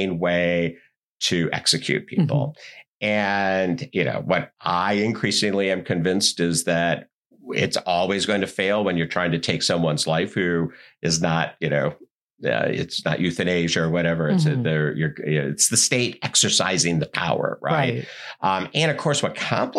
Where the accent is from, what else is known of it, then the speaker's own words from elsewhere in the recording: Wisconsin, United States; I grew up in Wisconsin